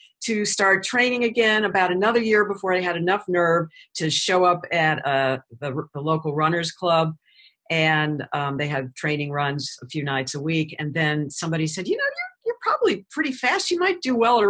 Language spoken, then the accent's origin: English; St. Louis, Missouri, United States; moved away as an adult; now in Florida, United States; before I moved back to St. Louis, which was my hometown